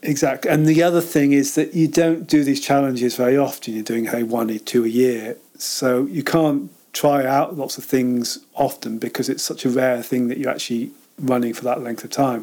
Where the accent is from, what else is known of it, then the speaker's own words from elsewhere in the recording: Cambridge, East of England, United Kingdom; accent: posh southern; also born or lived in Chester / Altrincham; now in Lake District, United Kingdom; when I was about four, moved down to Cambridge